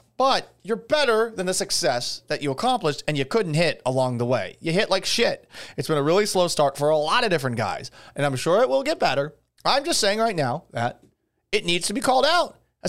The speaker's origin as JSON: {"language": "English", "town": "Boston", "region": "Massachusetts", "country": "United States", "said": "And I'm from Boston"}